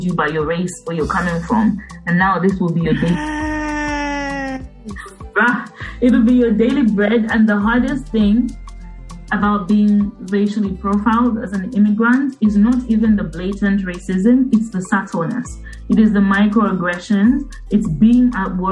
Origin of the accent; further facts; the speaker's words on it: Copperbelt Province, Zambia; moved away; also born or lived in United Kingdom; I'm from Zambia, you know, from the Copper Belt. And we speak a language called Bemba